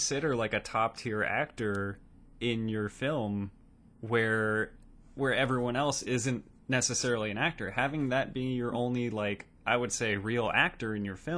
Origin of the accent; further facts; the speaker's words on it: Arizona, United States; I was born in Arizona.